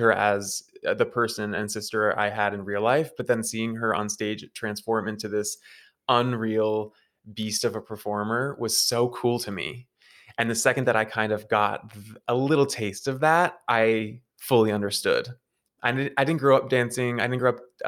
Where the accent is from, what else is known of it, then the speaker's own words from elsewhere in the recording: New Hampshire, United States; I'm from New Hampshire. I'm from like 45 minutes outside of Boston.